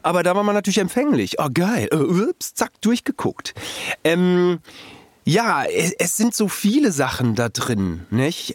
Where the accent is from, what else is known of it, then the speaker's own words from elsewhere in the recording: Germany; als Deutscher